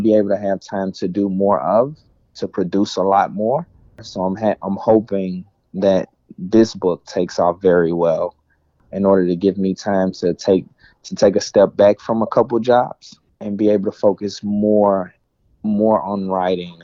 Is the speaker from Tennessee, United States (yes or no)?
yes; Memphis, Tennessee, United States; moved away; I'm originally from Memphis